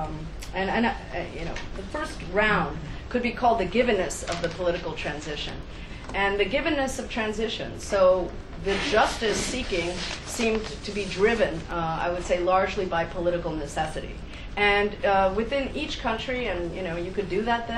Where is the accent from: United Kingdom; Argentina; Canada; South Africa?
Argentina; moved away; I'm originally from Argentina